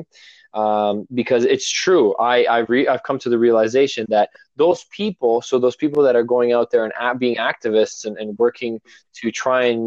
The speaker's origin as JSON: {"language": "English", "town": "Toronto", "region": "Ontario", "country": "Canada", "said": "I'm from Toronto originally. I do live up north. I moved up north"}